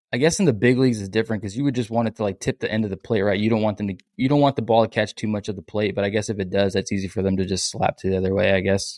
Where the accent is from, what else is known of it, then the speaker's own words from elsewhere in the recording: San Antonio, Texas, United States; also born or lived in Lufkin, Texas; I'm from San Antonio